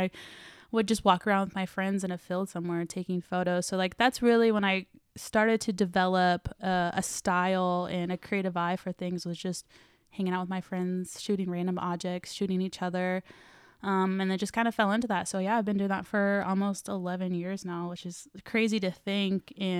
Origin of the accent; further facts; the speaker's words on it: Claremore, Oklahoma, United States; I'm from Claremore.